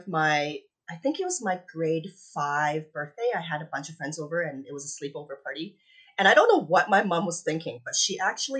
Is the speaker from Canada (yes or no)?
yes; Canada; also born or lived in Hong Kong; I was born in Hong Kong. We moved to Canada when I was 7